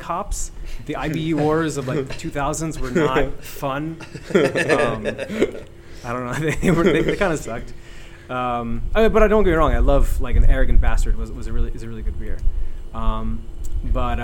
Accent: Doylestown, Pennsylvania, United States; also born or lived in New York City; now in Philadelphia, United States; I grew up in Doylestown. That's kind of where I would call my home.

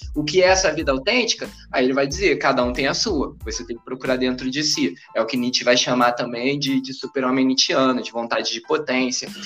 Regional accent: Rio de Janeiro, Brazil; eu nasci em Realengo

